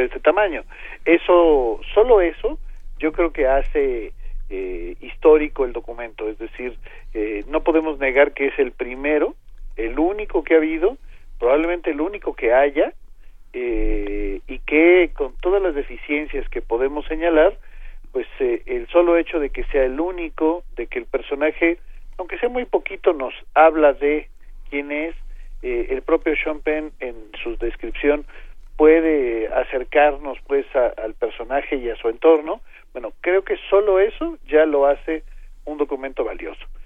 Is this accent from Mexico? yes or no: yes; Arcelia, Guerrero, Mexico; Arcelia imagínense es mi tierra